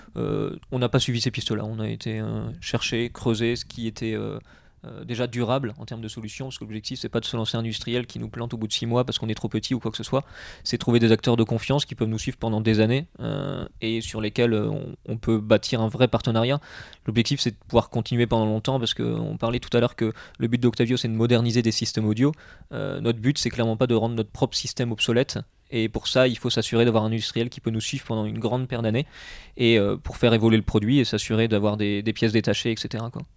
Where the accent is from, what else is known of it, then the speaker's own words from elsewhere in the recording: Bourges, Centre-Val de Loire, France; moved away as an adult; also born or lived in Reims; now in Lille, France; je suis originaire de Bourges, donc dans le centre de la France.